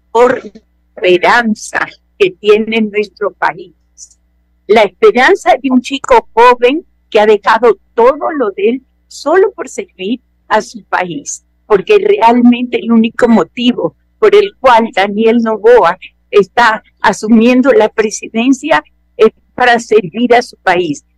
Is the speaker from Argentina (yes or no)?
no; Ecuador; somos ecuatorianos